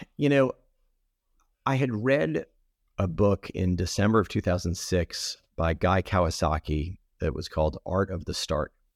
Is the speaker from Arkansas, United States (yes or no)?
no; Providence, Rhode Island, United States; I grew up in Providence, Rhode Island